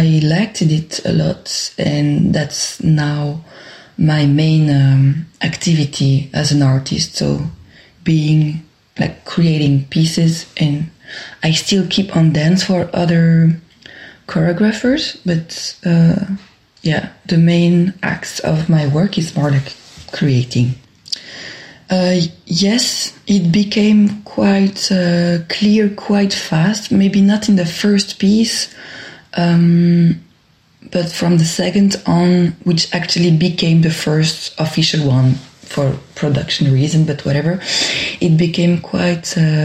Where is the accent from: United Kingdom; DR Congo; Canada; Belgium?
Belgium; Brussels, Brussels-Capital Region; accent: French; English is a second language; I just say it now with my French accent. I'm a dancer, choreographer, performer in Brussels and from Brussels.